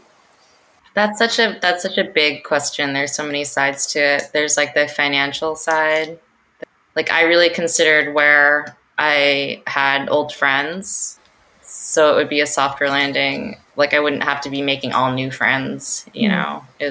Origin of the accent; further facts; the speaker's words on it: United States; moved away as an adult; also born or lived in Korea; now in Los Angeles, United States; I grew up in the US, I'm American in these ways